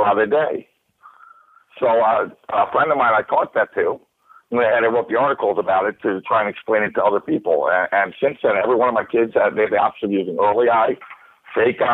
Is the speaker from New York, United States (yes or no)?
yes; New York, United States; moved away as an adult; also born or lived in California; I come from New York